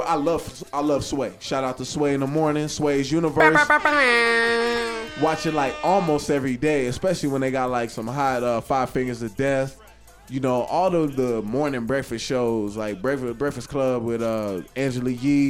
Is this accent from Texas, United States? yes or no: yes; San Antonio, Texas, United States; also born or lived in California; I grew up in San Antonio.